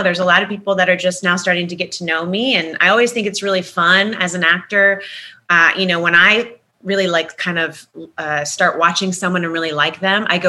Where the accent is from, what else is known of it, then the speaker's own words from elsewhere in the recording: Manassas, Virginia, United States; moved away as an adult; also born or lived in Ohio / New Mexico; now in Los Angeles, United States; Virginia became what I really believe to be my hometown. Virginia, Manassas, where I grew up